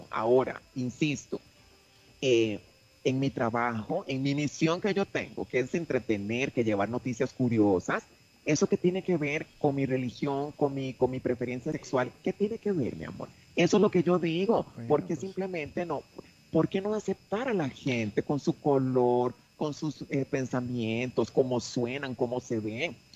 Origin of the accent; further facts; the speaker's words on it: Nuevo León, Mexico; Ahora, en mi caso, que soy una regia, diva, divina, perra, empoderada